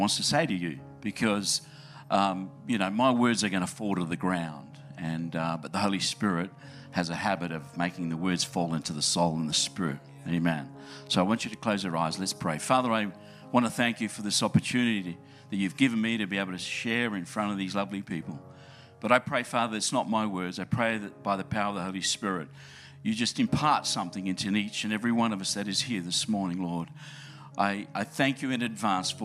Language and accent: English; Adelaide, South Australia, Australia; moved away; It really is my home church, and I grew up in Adelaide, loved the place, trying to convince my family to come back.